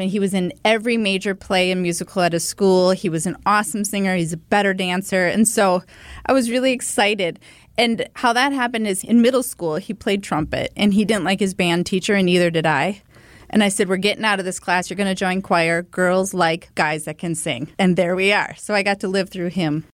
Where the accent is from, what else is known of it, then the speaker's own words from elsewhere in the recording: Milwaukee, Wisconsin, United States; this incredible sense of community you had growing up in Milwaukee in our neighborhoods